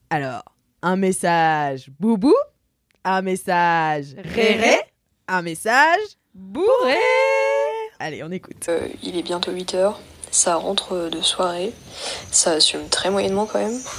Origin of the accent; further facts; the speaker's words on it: Provence-Alpes-Côte d'Azur, France; accent: Marseille; elle me dit à lire avec l'accent marseillais, non pas parce que je viens de Marseille, mais parce que c'est mon accent de bref.